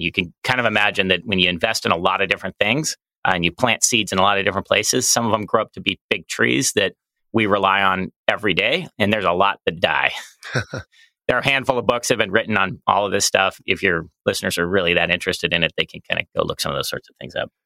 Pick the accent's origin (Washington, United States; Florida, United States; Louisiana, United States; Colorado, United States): Colorado, United States; Colorado Springs; moved away as an adult; I grew up in Colorado Springs